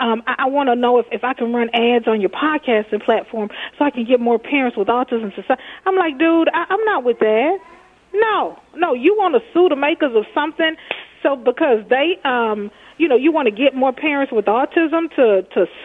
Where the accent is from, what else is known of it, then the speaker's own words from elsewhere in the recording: Texas, United States; now in Minnesota, United States; I'm from Texas